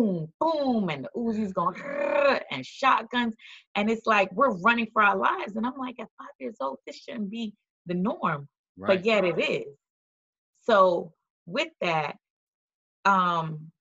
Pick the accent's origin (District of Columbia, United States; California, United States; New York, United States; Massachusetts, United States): New York, United States; New York City; moved away; also born or lived in Florida; growing up in the projects of New York City was very rough